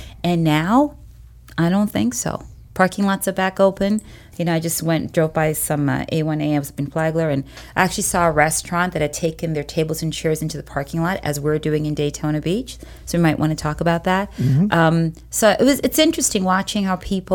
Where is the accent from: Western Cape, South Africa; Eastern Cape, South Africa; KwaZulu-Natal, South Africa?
Western Cape, South Africa; Cape Town; now in United States; I'm South African by birth, Cape Town